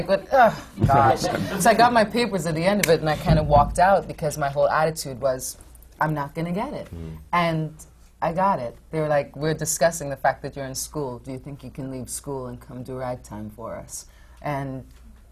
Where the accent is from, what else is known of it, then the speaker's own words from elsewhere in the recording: Trinidad & Tobago; moved away; also born or lived in Fort Wayne, Indiana; I grew up in the Caribbean in Trinidad.